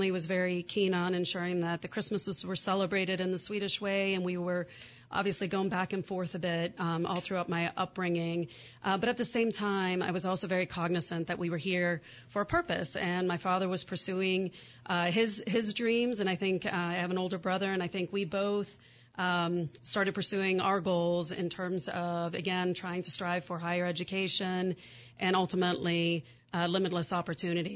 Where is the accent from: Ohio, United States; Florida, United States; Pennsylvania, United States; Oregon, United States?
Pennsylvania, United States; Pittsburgh; born or raised there; also born or lived in Sweden